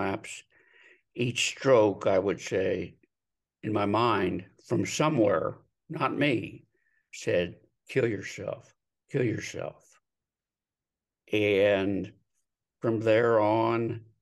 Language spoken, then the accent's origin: English; Delaware, Ohio, United States; moved away as an adult; now in Scottsdale, United States; moved from my hometown of Delaware, Ohio to Scottsdale, Arizona